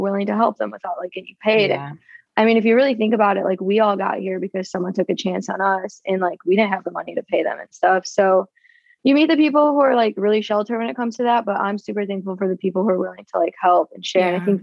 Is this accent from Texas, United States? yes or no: no; Detroit, Michigan, United States; moved away as an adult; also born or lived in Denver, Colorado; I'm originally from Detroit, but I was in Denver for 2 years